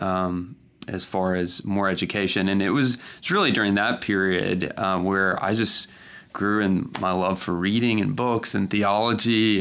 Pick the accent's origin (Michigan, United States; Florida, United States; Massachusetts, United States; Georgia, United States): Georgia, United States; South; I grew up mostly in South Georgia